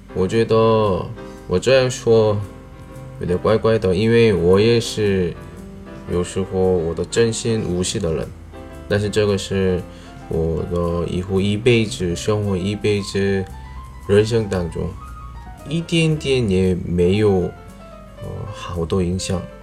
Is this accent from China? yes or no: no; South Korea; moved away; 我是来自韩国外教